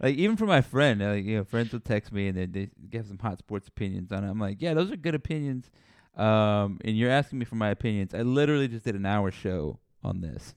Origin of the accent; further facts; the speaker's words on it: San Antonio, Texas, United States; I'm from San Antonio